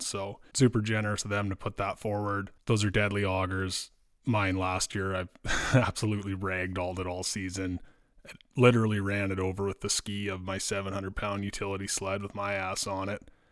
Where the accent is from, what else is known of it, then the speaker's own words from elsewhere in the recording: Dryden, Ontario, Canada; I grew up in Dryden